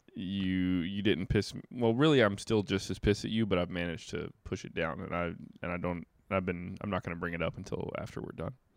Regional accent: Dale Earnhardt's hometown area, North Carolina, United States; Dale Earnhardt is kind of from my hometown

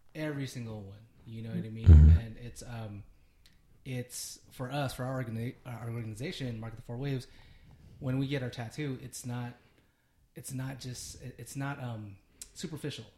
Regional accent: United States; I'm Filipino American too

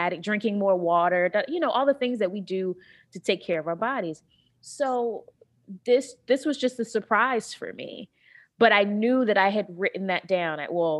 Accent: North Carolina, United States; You know, I'm from North Carolina originally, and that's like pork central.

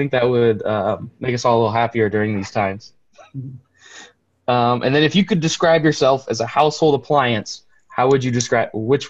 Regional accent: York County, Nebraska, United States; I grew up here in York County

